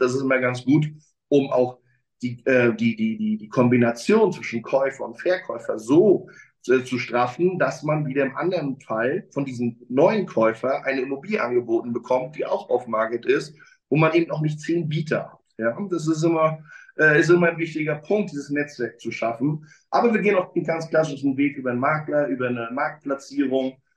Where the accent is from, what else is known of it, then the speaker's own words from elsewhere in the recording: Mecklenburg-Vorpommern, Germany; now in Berlin, Germany; ich bin ein Kind des Nordens, bin in Mecklenburg-Vorpommern aufgewachsen